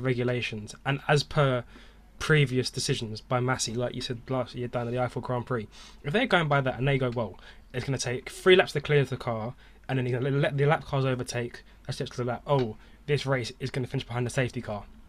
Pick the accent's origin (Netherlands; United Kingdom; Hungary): United Kingdom; we're British